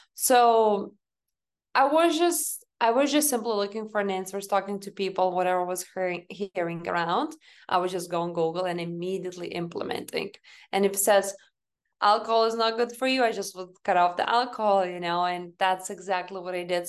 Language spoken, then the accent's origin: English; Lithuania; moved away; I grew up back home in Lithuania. So, you know, I was raised and born in this country